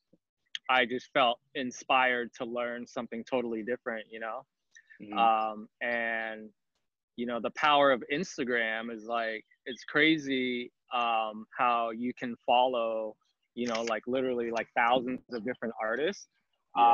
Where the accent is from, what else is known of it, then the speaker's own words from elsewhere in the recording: Bay Area, California, United States; moved away as an adult; now in Oahu, United States; So I'm actually from California, born and raised in the Bay Area in California.